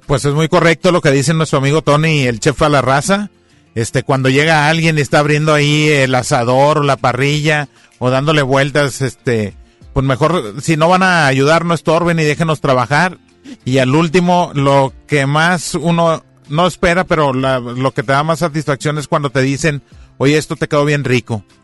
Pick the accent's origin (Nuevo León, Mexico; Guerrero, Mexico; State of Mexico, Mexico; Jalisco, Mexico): Nuevo León, Mexico; Monterrey; somos carnívoros y somos de Monterrey